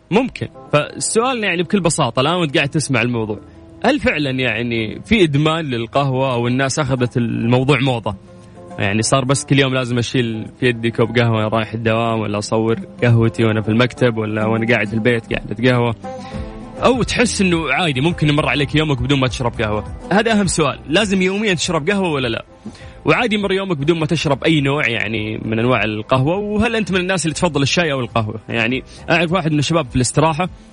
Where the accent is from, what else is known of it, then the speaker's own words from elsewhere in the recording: Saudi Arabia; في المملكه العربيه السعوديه احنا الان الحمد لله في تركيز ترى على المزارع عندنا في الجنوب